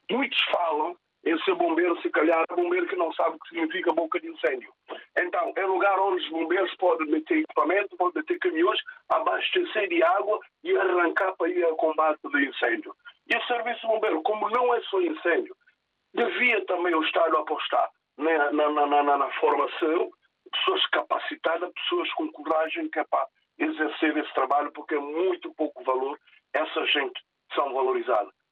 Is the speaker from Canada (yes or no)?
no; São Tomé, São Tomé & Príncipe; now in Portugal; eu sou sandomense, nasci em Sandomé